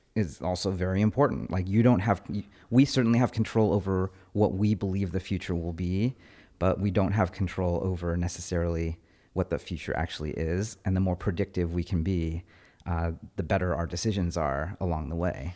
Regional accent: Fremont, California, United States; I grew up in Fremont

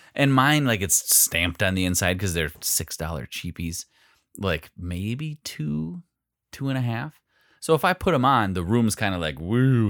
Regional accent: Phillips, United States; growing up in Phillips

